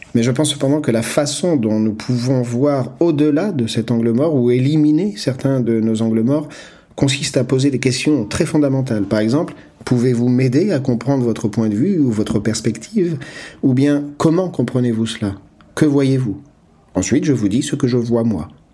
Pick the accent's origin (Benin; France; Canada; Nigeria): Nigeria; now in United Kingdom; Je viens moi-même du Nigeria où nous résolvons les problèmes de manière très différente. Et je vis au Royaume-Uni